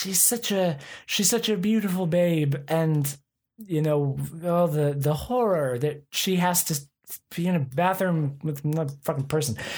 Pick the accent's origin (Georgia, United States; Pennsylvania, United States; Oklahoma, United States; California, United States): Oklahoma, United States; I'm from Oklahoma